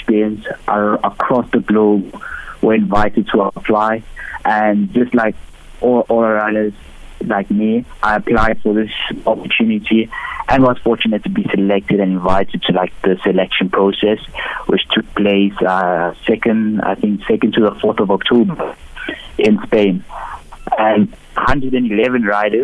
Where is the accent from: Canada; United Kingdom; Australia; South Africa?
South Africa; I'm a South African racer